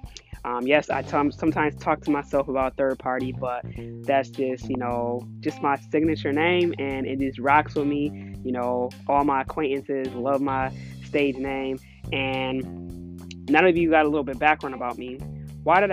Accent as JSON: {"language": "English", "town": "Buffalo", "region": "New York", "country": "United States", "tie": "born or raised there", "also_born_or_lived": "Oakland, California", "said": "I'm just a girl that was raised in Buffalo, New York, the East Side."}